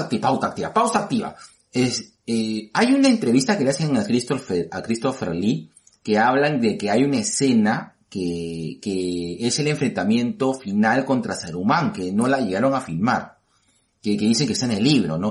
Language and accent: Spanish; Peru; Yo soy eh, probablemente un peruano atípico